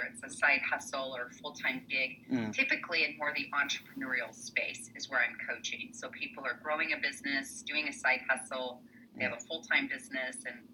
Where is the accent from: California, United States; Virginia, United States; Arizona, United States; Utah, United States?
Utah, United States; Salt Lake City; I grew up here in Salt Lake City, Utah, where I'm based